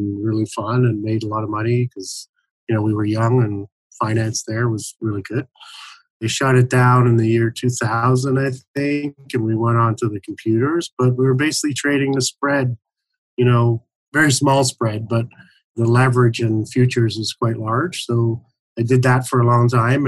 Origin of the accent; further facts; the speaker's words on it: Toronto, Ontario, Canada; moved away; also born or lived in Montreal, Canada; originally I was from Toronto